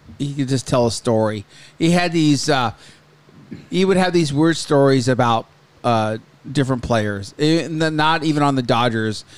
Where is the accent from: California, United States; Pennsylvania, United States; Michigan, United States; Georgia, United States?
California, United States; Southern; I was born in Southern California.